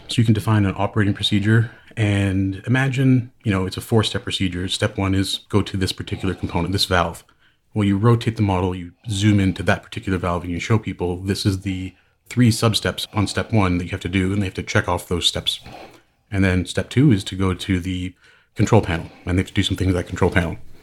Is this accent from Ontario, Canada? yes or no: yes; Hamilton, Ontario, Canada; now in San Francisco Bay Area, United States; I am Canadian. I actually grew up in Hamilton, Ontario.